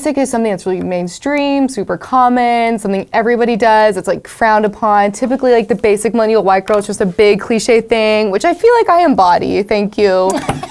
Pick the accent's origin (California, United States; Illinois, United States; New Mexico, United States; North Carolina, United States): New Mexico, United States; moved away; I'm from New Mexico